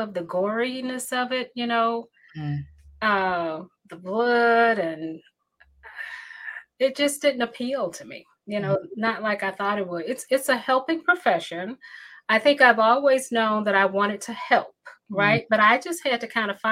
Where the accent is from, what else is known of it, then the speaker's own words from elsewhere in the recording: Newnan, Georgia, United States; moved away as an adult; also born or lived in Atlanta, Georgia; now in Illinois, United States; I was born and raised in Noonan, Georgia